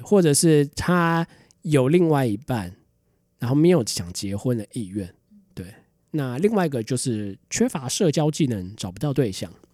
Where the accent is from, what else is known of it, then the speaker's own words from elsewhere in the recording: Taiwan; 最近大家知道台湾的新闻，就是我们人口开始负成长了